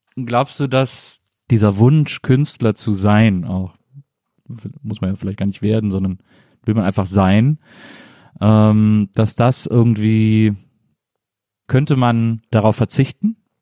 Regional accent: Rhineland, Germany; Ich komme aus dem Rheinland und ich liebe Kölsch sehr

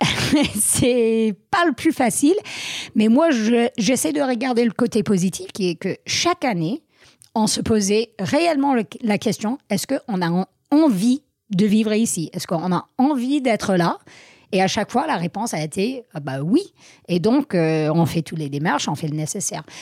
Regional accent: Vermont, United States; born or raised there; French is a second language; moved away as an adult; also born or lived in Grenoble, France; now in France

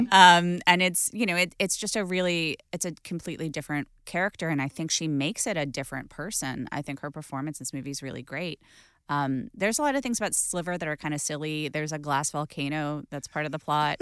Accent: Los Angeles, California, United States; growing up in Los Angeles

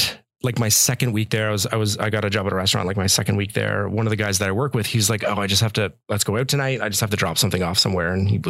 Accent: Carleton Place, Ontario, Canada; also born or lived in Ottawa; So I was actually born in Ottawa, Eastern Ontario. I was born around Ottawa, small town called Carleton Place. Barrhaven. Then we moved to Carleton Place.

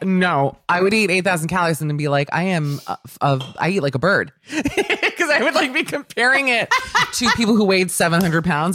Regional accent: Miami, Florida, United States; when I was growing up in Miami

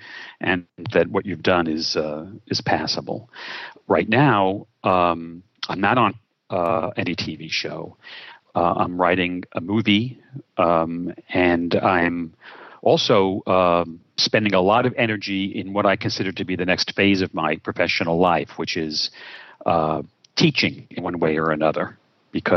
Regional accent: New York City, New York, United States; I was born in Brooklyn, New York, which I believe is a disproportionate source of fun and talent. And I'm grateful to have been spawned there

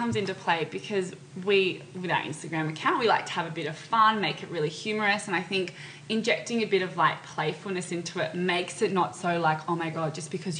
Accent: Australia; we're two girls from Australia.

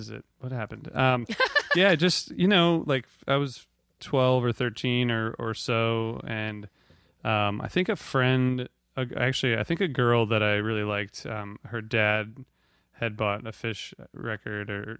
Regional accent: Ohio, United States; I'm from Ohio

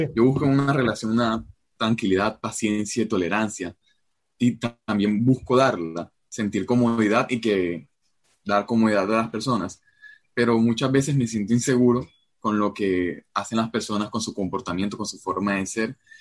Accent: Colombia; soy de Colombia

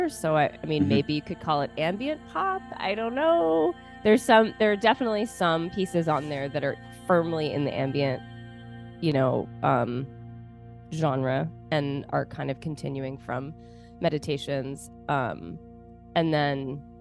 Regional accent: Baltimore, Maryland, United States; I was born in Baltimore, Maryland. Grew up here

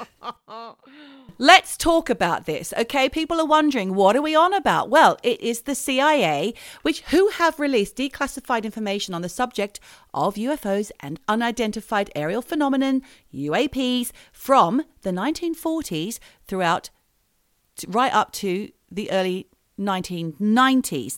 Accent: Australia; moved away as an adult; we are Australian and we do hold Australian passports and we did grow up in Australia, but we haven't been resident there for many years. Like, for me, it's been thirty

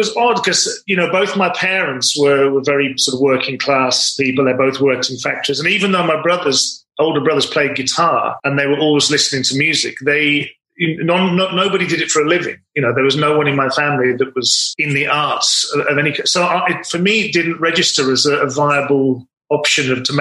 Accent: Wolverhampton, West Midlands, United Kingdom; I'm originally from Wolverhampton

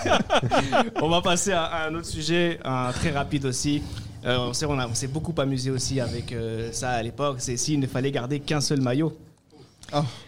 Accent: France; nous, on est Français

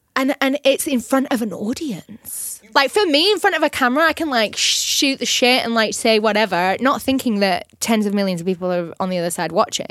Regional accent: Burnley, North West England, United Kingdom; moved away

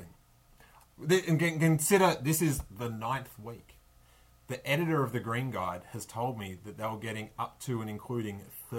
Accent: Australia; You'd think I'd know that being Australian.

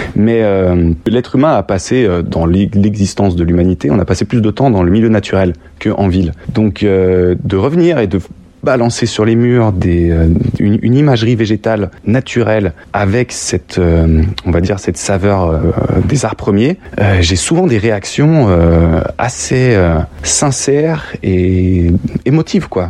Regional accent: Lyon, Auvergne-Rhône-Alpes, France; je suis né à Lyon

